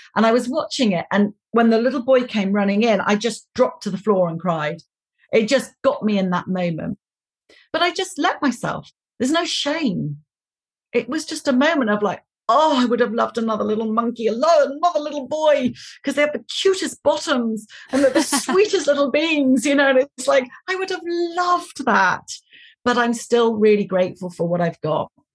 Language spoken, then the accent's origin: English; United Kingdom; I'm British